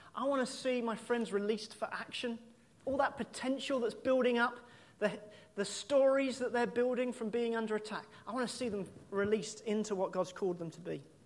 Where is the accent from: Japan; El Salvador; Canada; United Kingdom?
United Kingdom; we're British